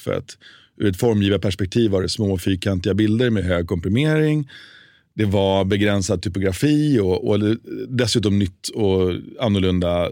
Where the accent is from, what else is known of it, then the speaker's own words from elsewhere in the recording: Sweden; moved away as an adult; also born or lived in New York, United States; jag som svensk när jag flyttade till USA